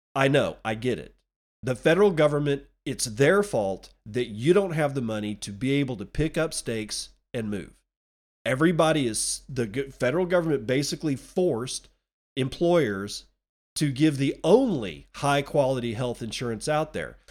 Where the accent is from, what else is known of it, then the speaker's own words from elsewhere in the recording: Texas, United States; moved away; Texas my, my home state, which I no longer live